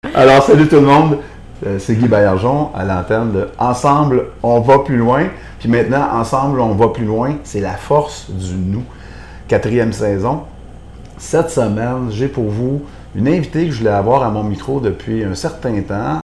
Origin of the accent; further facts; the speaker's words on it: Quebec City, Quebec, Canada; Vraiment originaire de Québec